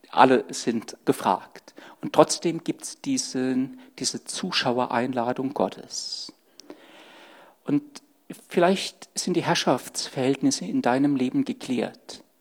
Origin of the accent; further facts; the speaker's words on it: Stuttgart, Baden-Württemberg, Germany; born there; now in Saarland, Germany; oh, ich bin in Sturgut geboren, ja. Das hört man Gott sei Dank nicht mehr.